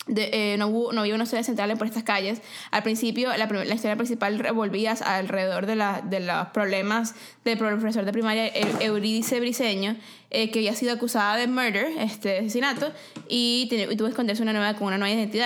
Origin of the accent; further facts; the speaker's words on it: Venezuela; Venezuela, mi patria querida